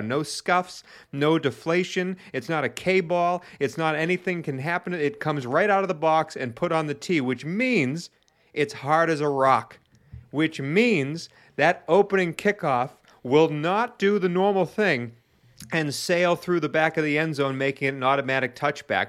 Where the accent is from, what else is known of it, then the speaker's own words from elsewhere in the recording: New England, United States; I hail from New England